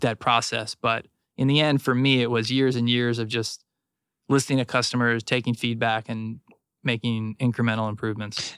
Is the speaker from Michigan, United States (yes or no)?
no; South Florida, United States; I grew up in South Florida